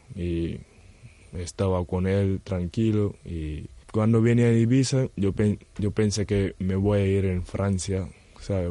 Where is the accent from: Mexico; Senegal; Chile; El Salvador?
Senegal; Spanish is a second language; moved away as an adult; also born or lived in Gran Canaria / Betanzos; now in A Coruña, Spain; soy de Senegal